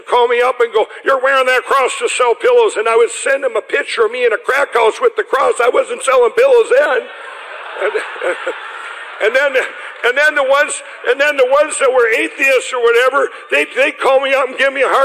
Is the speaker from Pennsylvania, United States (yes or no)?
no; Chaska, Minnesota, United States; the one church where I'm from in Chaska